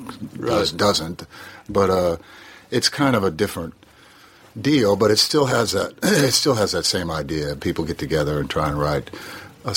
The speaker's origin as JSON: {"language": "English", "country": "United States", "tie": "born or raised there", "also_born_or_lived": "Nashville", "moved": "as an adult", "said": "kid from a cornfield"}